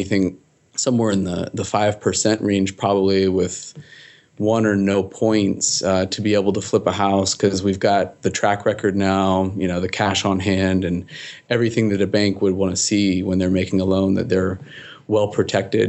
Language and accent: English; Seattle, Washington, United States; originally, I'm from Seattle